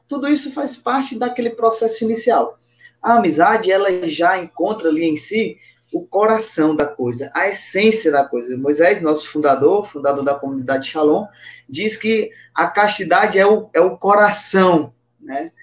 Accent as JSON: {"language": "Portuguese", "town": "Patos", "region": "Paraíba", "country": "Brazil", "tie": "born or raised there", "also_born_or_lived": "Brasília / Mossoró / Pacajus", "moved": "yes", "lives_now": "Teresina, Brazil", "said": "sou natural de Patos, na Paraíba, morei em Brasília"}